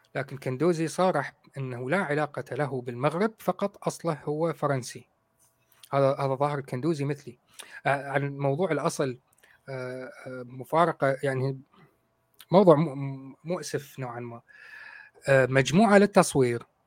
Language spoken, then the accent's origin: Arabic; Baghdad, Baghdad Governorate, Iraq; moved away as an adult; now in United Kingdom; أنا عراقي من بغداد